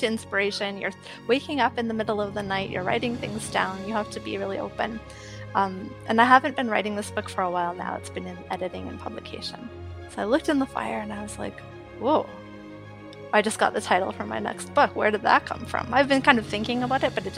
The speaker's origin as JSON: {"language": "English", "town": "Edmonton", "region": "Alberta", "country": "Canada", "tie": "born or raised there", "moved": "as an adult", "lives_now": "Canmore, Canada", "said": "I grew up in Edmonton"}